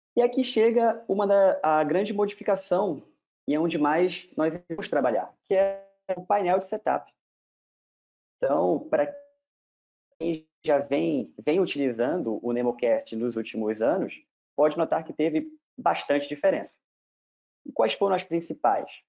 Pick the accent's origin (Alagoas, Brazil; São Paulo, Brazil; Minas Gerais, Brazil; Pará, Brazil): Pará, Brazil; Belém; moved away as an adult; also born or lived in Ribeirão Preto / Rio de Janeiro; eu sou de Belém, fiz a minha graduação em Belém